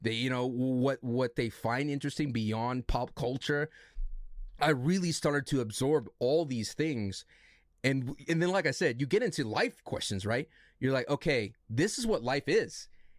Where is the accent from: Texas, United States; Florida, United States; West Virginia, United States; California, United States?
California, United States; Hey, I'm from California, bro.